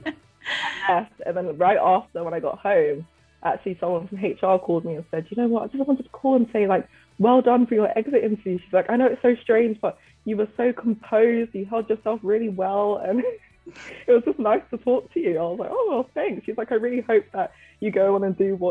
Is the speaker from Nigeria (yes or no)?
yes; Nigeria; You Nigerians, even though I am too